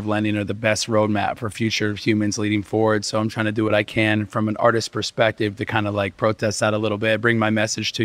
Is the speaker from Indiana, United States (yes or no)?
yes; Evansville, Indiana, United States; now in Miami, United States; I was raised in Indiana, Southern Indiana, in Evansville